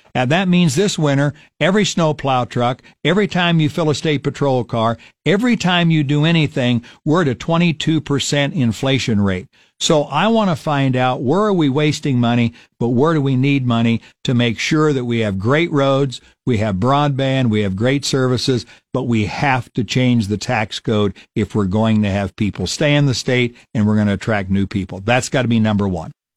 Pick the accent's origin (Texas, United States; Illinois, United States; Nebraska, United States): Nebraska, United States; Falls City; my hometown of Fall City, Nebraska